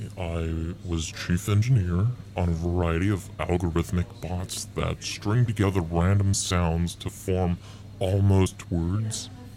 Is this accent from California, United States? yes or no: yes; Simi Valley, California, United States; I'm from Simi Valley, California.